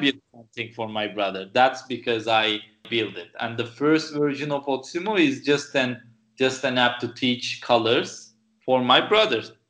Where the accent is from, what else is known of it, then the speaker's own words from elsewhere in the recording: Turkey; moved away as an adult; also born or lived in San Francisco; I came back to Turkey, which is my home country